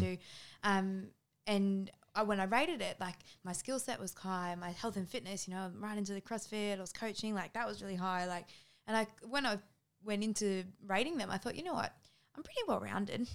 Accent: Australia; I'm from Australia.

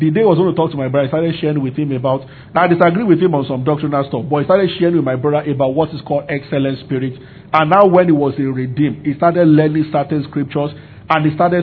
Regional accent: Abuja, Federal Capital Territory, Nigeria; when I was growing up in Abuja

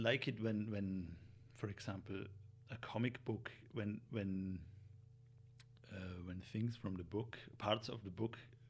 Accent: Vorarlberg, Austria; born or raised there; moved away as an adult; now in Vienna, Austria

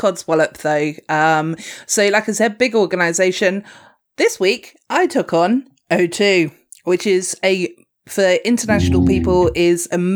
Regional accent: Dorset, South West England, United Kingdom; I am from Dorset

